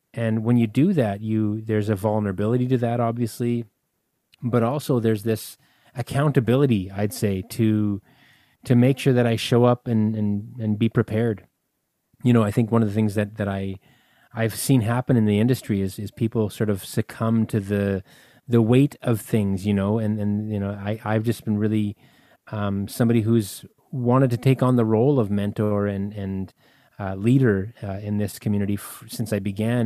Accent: Winnipeg, Manitoba, Canada; a little place called Winnipeg, and that's where I'm from

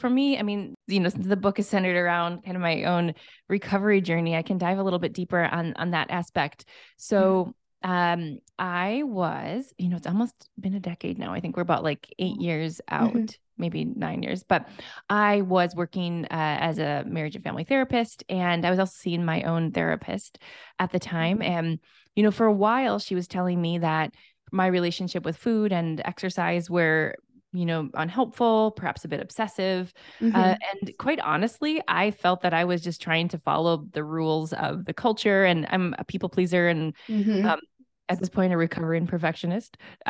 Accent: Minnesota, United States; So we were just talking about how we're fellow Midwesterners. Mm-hmm. I am from Minnesota.

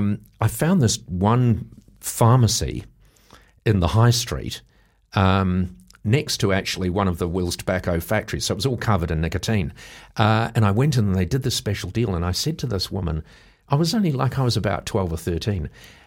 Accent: New Zealand; born there; I had been born, because I was born in New Zealand, and my father was an engineer and an adventurer.

